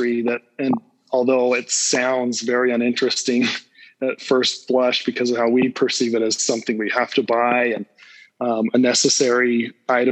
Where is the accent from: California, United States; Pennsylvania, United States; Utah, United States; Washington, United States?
Utah, United States; Salt Lake City; also born or lived in Cedar City, Utah; I was born and raised in Salt Lake City area